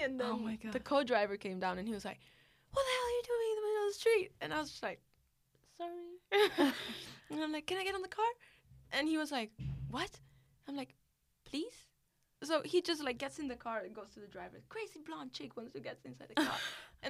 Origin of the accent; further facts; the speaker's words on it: India; born there; because I'm Italian, but born in India